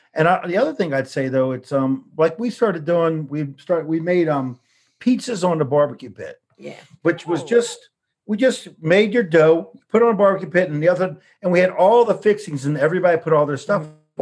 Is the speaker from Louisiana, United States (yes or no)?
yes; New Orleans, Louisiana, United States; moved away; we're from New Orleans